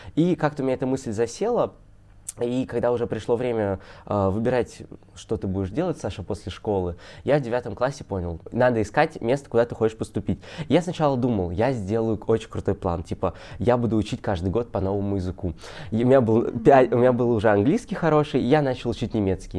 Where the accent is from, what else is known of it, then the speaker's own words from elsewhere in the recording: Kaliningrad, Kaliningrad Oblast, Russia; я из Калининграда